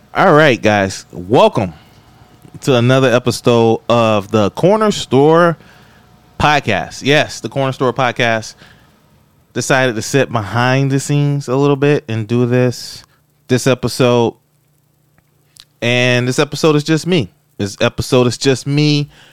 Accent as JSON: {"language": "English", "region": "Florida", "country": "United States", "moved": "yes", "said": "I'm from Florida"}